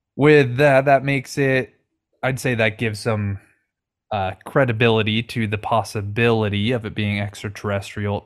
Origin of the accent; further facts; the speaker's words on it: Washington, United States; I'm from Washington State